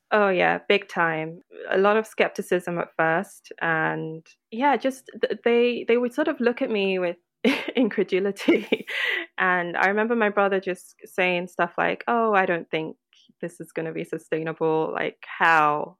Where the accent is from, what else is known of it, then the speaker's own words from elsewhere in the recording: Lagos, Nigeria; now in United Kingdom; born and raised in Lagos